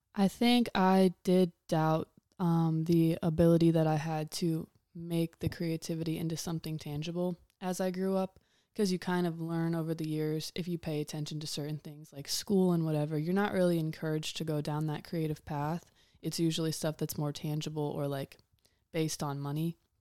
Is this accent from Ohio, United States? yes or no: yes; Huron, Ohio, United States; I was raised in Huron, Ohio